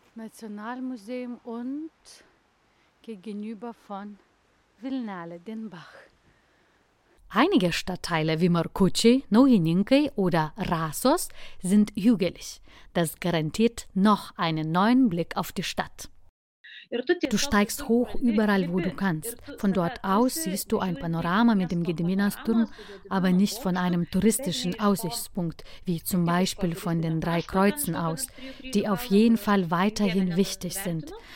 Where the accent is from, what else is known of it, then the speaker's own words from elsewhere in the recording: Lithuania; mein Heimatland